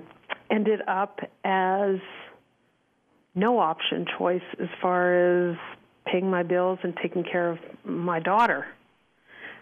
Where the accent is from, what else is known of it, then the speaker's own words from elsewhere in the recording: Montreal, Quebec, Canada; moved away as an adult; now in Calgary, Canada; So I currently live in Calgary, Alberta, Canada. I've been here since I was in my early 20s. We're originally from Montreal. I grew up in a typical family